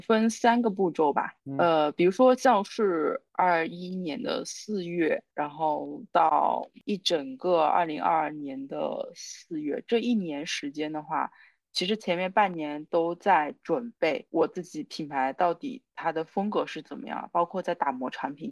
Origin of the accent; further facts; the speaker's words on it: Wenzhou, Zhejiang, China; moved away as an adult; also born or lived in Hangzhou; now in Shanghai, China; 我是温州人